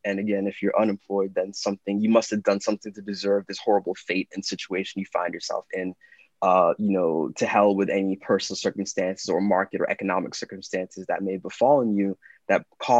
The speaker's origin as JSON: {"language": "English", "region": "London", "country": "United Kingdom", "tie": "born there", "said": "I was born in London."}